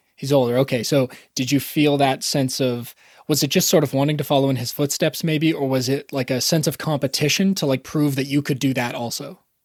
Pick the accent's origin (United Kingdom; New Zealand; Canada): Canada; I'm actually Canadian